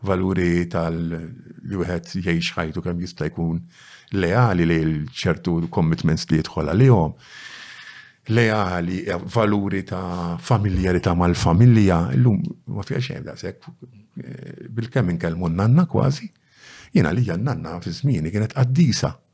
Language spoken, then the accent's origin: Maltese; Bormla, Malta; trabbejt f'waħda mill-arbiċċiet forsi ta' Bormla, viċin Santa fiċin Verdala, Bronx City.